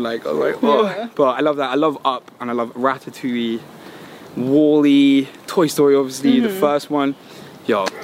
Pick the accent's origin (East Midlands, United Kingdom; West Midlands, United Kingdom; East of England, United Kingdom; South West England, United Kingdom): East of England, United Kingdom; Watford; I'm from London, in a little town called Watford, which is northwest London